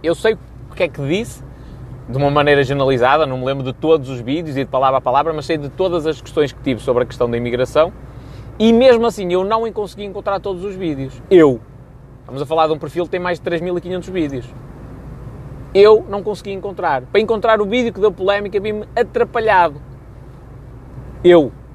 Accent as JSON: {"language": "Portuguese", "town": "Rebordosa", "region": "Norte", "country": "Portugal", "said": "eu sou de Robordosa"}